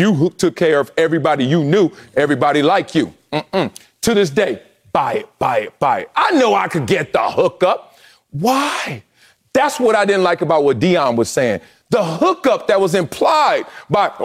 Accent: Compton, California, United States; I grew up in Compton.

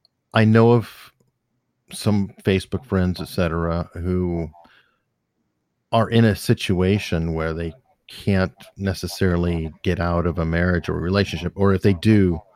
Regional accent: Tucson, Arizona, United States; I grew up in Tucson, Arizona, in the Catalina Foothills area, the richest part.

